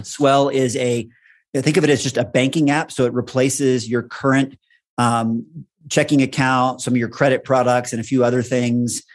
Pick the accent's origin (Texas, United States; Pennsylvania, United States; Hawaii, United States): Texas, United States; moved away as an adult; now in Boulder, United States; I grew up in Texas, had most of my career in Texas